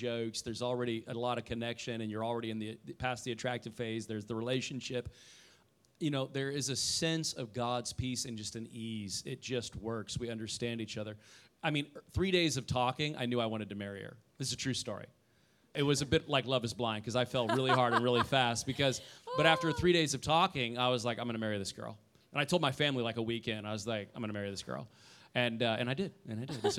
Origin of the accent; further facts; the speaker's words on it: Indiana, United States; moved away as an adult; also born or lived in Oklahoma; I'm from Indiana